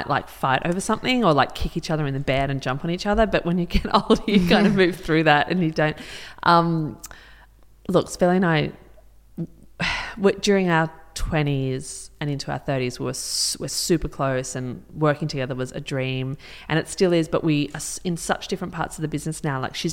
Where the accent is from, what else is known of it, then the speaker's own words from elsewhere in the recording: Melbourne, Victoria, Australia; moved away as an adult; also born or lived in Sydney; now in Byron Bay, Australia; I'm from Melbourne, and I moved up to Sydney almost 20 years ago